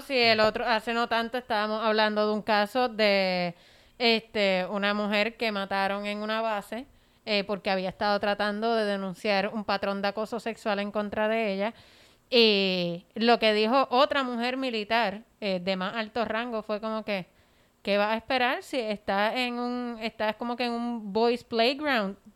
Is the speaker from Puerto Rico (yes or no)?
yes; Puerto Rico